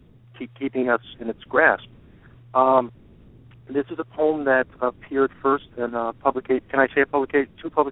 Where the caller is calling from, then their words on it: Brookline, Massachusetts, United States; I'm from Brookline, Massachusetts.